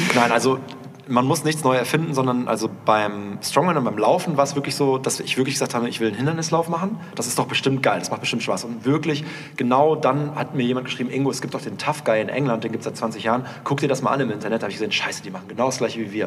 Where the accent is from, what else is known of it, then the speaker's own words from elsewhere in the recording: Münster, North Rhine-Westphalia, Germany; wir kommen aus Münster, da fährt man halt Skateboard